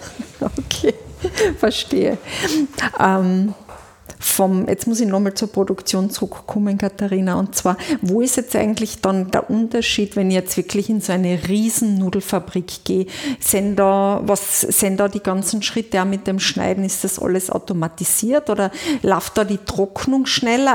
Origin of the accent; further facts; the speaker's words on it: Carinthia, Austria; Das muss ich jetzt als Kärntnerin auch sagen